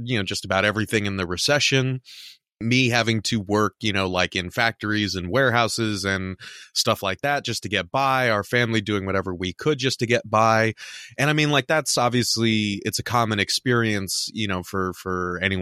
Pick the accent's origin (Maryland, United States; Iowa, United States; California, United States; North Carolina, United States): California, United States; Southern; now in Midwest, United States; We're both from Southern California. Now we're in the Midwest.